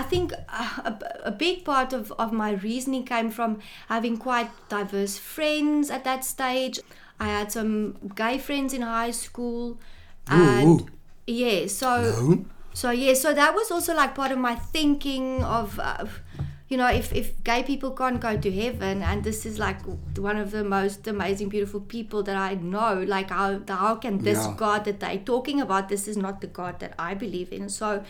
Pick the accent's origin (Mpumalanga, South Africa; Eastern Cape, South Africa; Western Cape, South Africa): Western Cape, South Africa; Wynberg; born there; also born or lived in Pretoria / Saldanha / Goodwood; No, I was born in Wynberg. My dad was in two military hospital. My dad was in the army, so we stayed in a few places. When I was three, we moved to Pretoria for 2 years. Then we came back to Saldanha for 2 years.